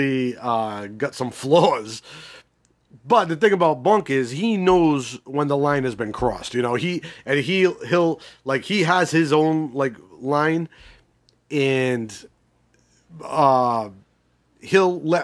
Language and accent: English; Northeast, United States; I'm not from Baltimore. I'm from the Northeast.